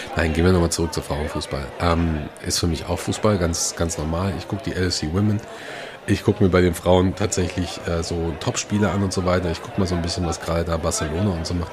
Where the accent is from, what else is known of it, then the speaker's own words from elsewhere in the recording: Gelsenkirchen, North Rhine-Westphalia, Germany; Meine Heimatstadt